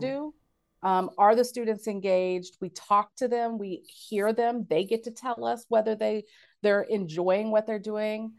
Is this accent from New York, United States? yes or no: no; Cincinnati, Ohio, United States; from Cincinnati